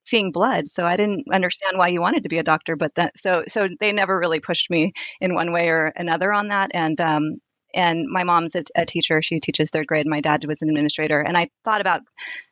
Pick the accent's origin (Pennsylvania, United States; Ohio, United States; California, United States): California, United States; Sunnyvale; also born or lived in Santa Cruz, California / Stanford, California; after the age of 10, I grew up in Sunnyvale, which is between Stanford and San Jose